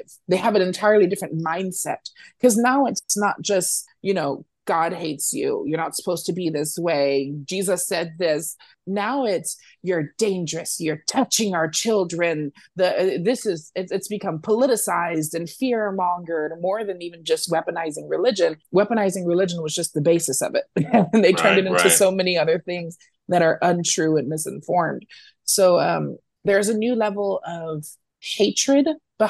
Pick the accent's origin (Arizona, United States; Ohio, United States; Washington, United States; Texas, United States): Texas, United States; San Antonio; back in my hometown of San Antonio